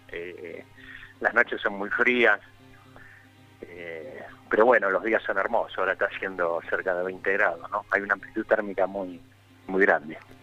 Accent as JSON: {"language": "Spanish", "region": "Buenos Aires", "country": "Argentina", "tie": "born or raised there", "also_born_or_lived": "Nueva Pompeya, Buenos Aires", "moved": "as an adult", "said": "nací en Pompeya, hay algunas cuadras de, donde viví siempre, pero soy de Soldati, me crié en Soldati"}